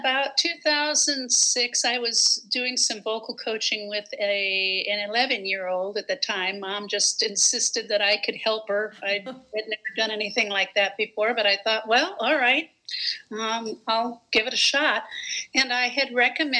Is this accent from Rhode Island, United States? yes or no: no; Gary, Indiana, United States; I am from Gary, Indiana